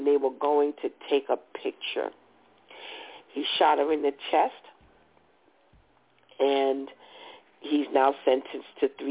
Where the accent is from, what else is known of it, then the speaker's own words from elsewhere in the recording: United States; as an American